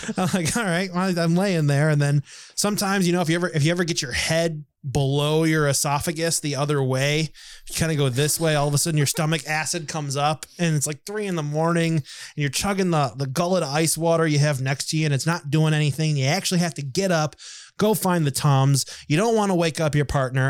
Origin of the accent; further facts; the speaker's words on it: United States; he picked me out as American right away